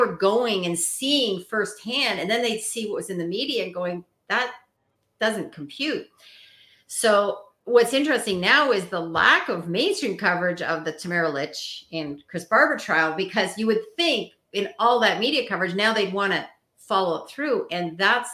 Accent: Canada; as a Canadian

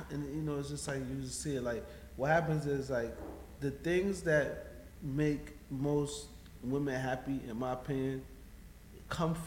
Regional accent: Dominica; we're from Dominica

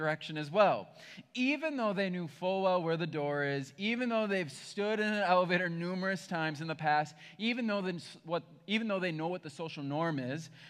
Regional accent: Berlin, United States; I grew up in Berlin, which is a tiny town

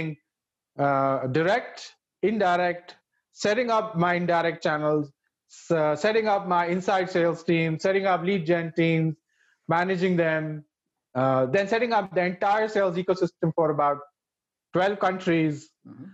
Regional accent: India; I'm from India

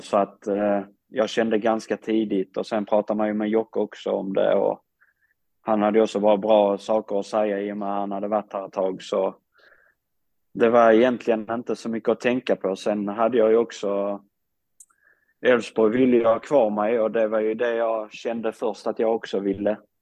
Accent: Sweden; moved away as an adult; jag kommer från Sverige

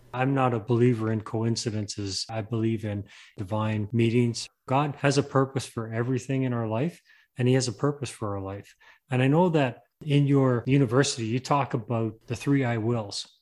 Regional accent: England, United Kingdom; moved away; I come from England. I was born there

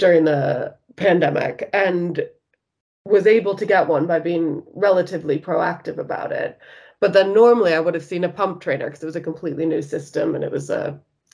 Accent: United States; now in United Kingdom; as you might be able to tell from my accent, I'm originally from the States

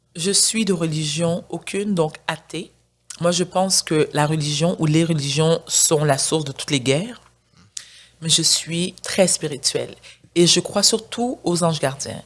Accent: Montreal, Quebec, Canada; also born or lived in South Shore (Rive-Sud), Quebec; je suis née au Québec. J'ai été, je suis née à Outremont. Ensuite, mes parents ont emménagé sur la rive sud. J'étais à l'école privée.

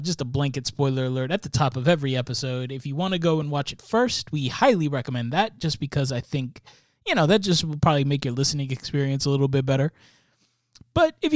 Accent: Stafford, Virginia, United States; I grew up in Stafford, Virginia

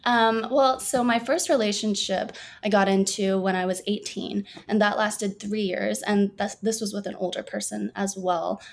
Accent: Burbank, California, United States; born and raised in Burbank, California.

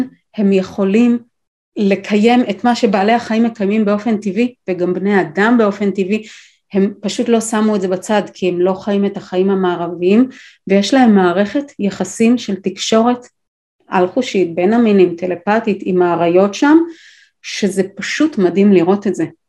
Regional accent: Israel; גדלתי בקיבוץ עם כלבת זאב

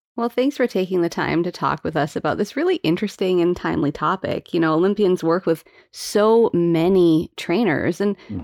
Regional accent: Calgary, Alberta, Canada; I grew up in Calgary

